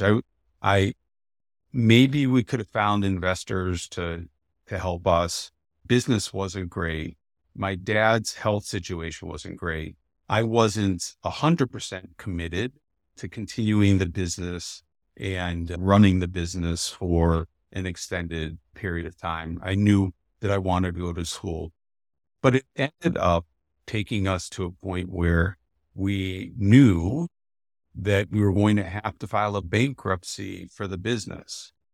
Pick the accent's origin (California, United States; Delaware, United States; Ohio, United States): Ohio, United States; Canton; moved away as an adult; also born or lived in Madison, Wisconsin; now in Milwaukee, United States; I grew up in Canton, Ohio, nice small town in northeastern Ohio